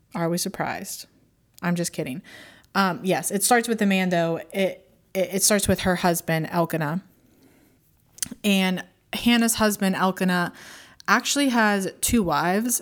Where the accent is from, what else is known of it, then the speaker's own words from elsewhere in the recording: Pittsburgh, Pennsylvania, United States; also born or lived in Tampa, Florida; I moved back up to my hometown of Pittsburgh, Pennsylvania